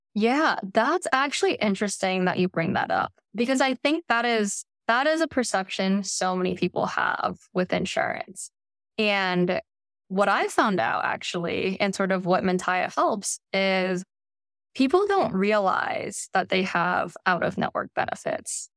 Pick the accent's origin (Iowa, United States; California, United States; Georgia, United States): California, United States; Bay Area; I grew up in the Bay Area